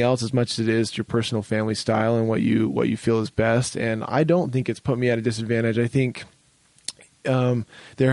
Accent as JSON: {"language": "English", "region": "Utah", "country": "United States", "said": "I'm from Utah and we have some family here"}